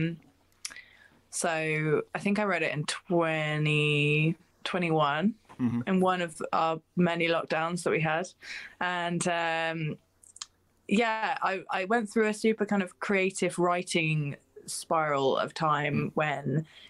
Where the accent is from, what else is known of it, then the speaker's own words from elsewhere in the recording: Cambridge, East of England, United Kingdom; Cambridge, which is my hometown where I live